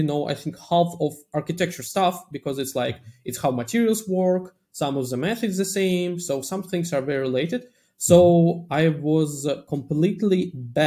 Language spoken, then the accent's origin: English; Russia; moved away; Initially, I'm coming from Russia